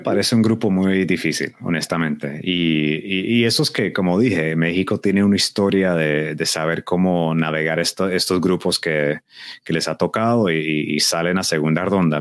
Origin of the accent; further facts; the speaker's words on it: Colombia; siendo colombiano